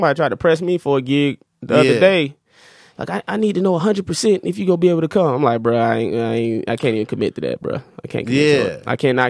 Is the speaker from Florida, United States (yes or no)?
yes; Florida, United States; hey, I'm a nigga from Florida at the end of the day.